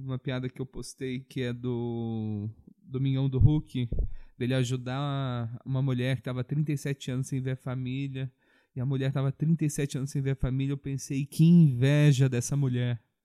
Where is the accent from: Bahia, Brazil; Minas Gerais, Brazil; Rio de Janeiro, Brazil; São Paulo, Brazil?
Minas Gerais, Brazil; eu sou mineiro